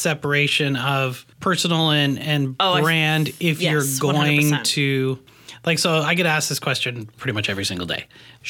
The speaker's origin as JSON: {"language": "English", "country": "Canada", "moved": "yes", "lives_now": "Portland, United States", "said": "I'm from Canada."}